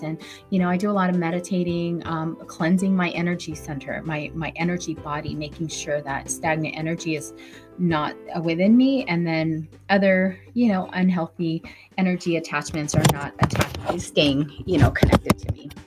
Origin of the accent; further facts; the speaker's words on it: Vallejo, California, United States; also born or lived in Hawaii; now in Antioch, United States; I'm in Antioch, but I grew up in Vallejo. I went to Vallejo High School. Um, yeah, when we moved from Hawaii to we went to we moved to Vallejo and never left there.